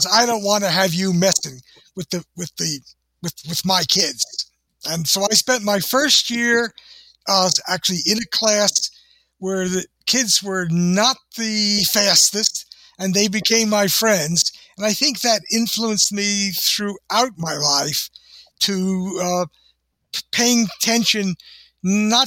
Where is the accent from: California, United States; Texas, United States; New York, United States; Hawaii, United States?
New York, United States; New York City; moved away; also born or lived in Newburgh, New York / New Jersey; Mostly I grew up in New York City. I was born in one of the worst towns in America, Newburgh, New York.